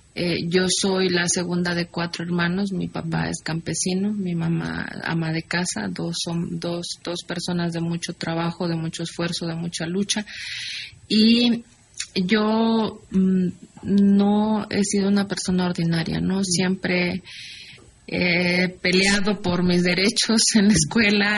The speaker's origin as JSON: {"language": "Spanish", "town": "Juchitán", "region": "Oaxaca", "country": "Mexico", "tie": "born or raised there", "moved": "yes", "said": "mi pueblo es una pequeña localidad que pertenece a un pueblo aguerrido que es Guchitán"}